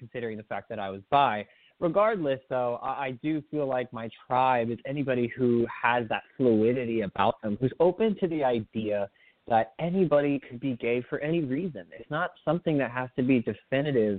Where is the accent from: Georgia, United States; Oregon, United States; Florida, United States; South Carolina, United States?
Florida, United States; Miami; I grew up, originally I was born in Miami, Florida, which was a fun place to be.